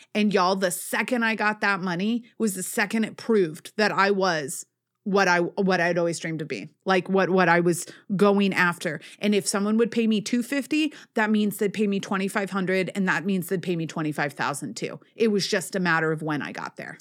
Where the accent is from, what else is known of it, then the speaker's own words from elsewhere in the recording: Northeast, United States; I am from the Northeast